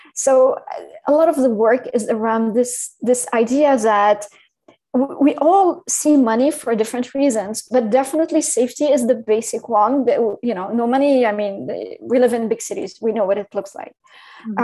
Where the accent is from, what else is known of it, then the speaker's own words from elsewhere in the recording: Syria; English is a second language; moved away; also born or lived in France / Paris / London / New York City; I'm, I'm originally from from Syria as well.